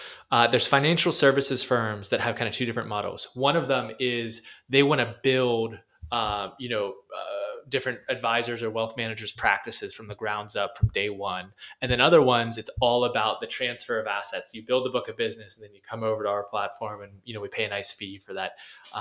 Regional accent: Pittsburgh, Pennsylvania, United States; I'm from Pittsburgh and I say milk instead of milk

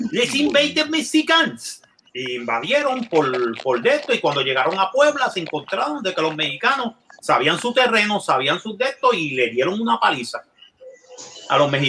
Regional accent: Puerto Rico; los puertorriqueños quedamos.

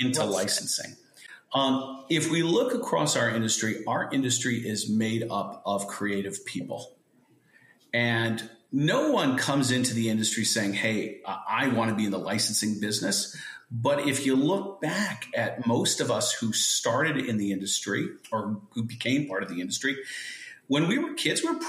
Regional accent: Fountain Valley, California, United States; also born or lived in New York City / Palos Verdes / San Diego; ultimately settled in the Orange County area of Fountain Valley. And I grew up there

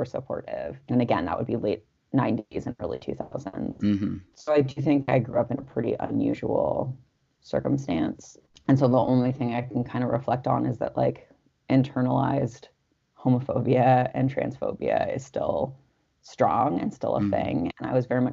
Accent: Los Angeles, California, United States; I was growing up in Los Angeles

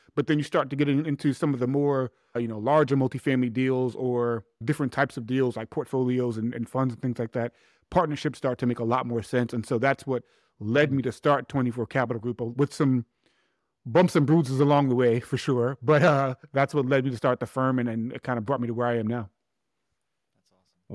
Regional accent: New York City, New York, United States; I'm actually from Hollis, Queens. So Hollis from Hollis.

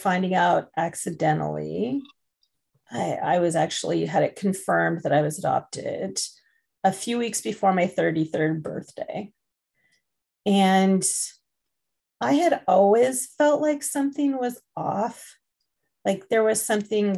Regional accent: United States; also born or lived in England; as an adoptee who is adopted transnationally, I grew up in the United States

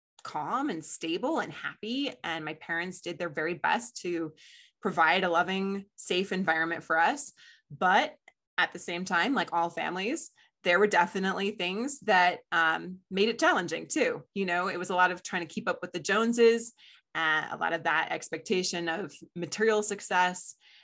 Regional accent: Colorado, United States; also born or lived in Ohio / Chicago; I was born in Denver, Colorado, and then we moved to Ohio and then to Chicago and then back to Colorado.

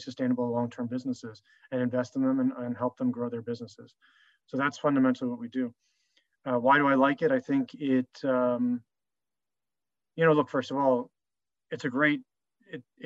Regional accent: United States; also born or lived in Paris, France / Singapore; grew up most of my life in the United States

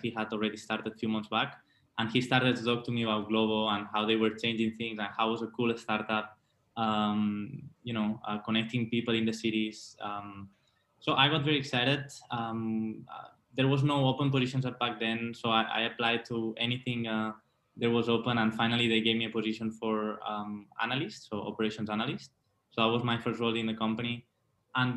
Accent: Mallorca, Balearic Islands, Spain; moved away as an adult; also born or lived in Barcelona / Norway / Taipei; now in Morocco; So I'm from Mallorca, an island in Spain.

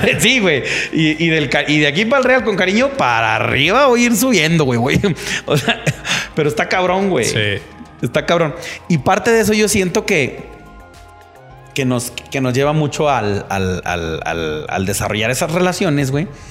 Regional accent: Mexico; soy mexicano

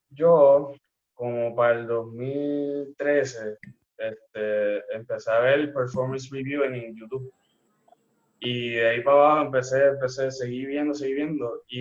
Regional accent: Fajardo, Puerto Rico; now in Ceiba, Puerto Rico; yo soy de Fajardo y pues yo viví en Fajardo hasta el 2015 por ahí. Me mudo a Ceiba y obviamente nadie me conoce allá donde yo estaba.

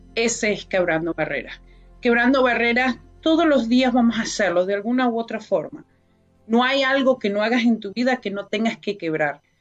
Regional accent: Venezuela; moved away as an adult; now in Canada; Llegué a un país hace 22 años que es Canadá, vengo de Venezuela

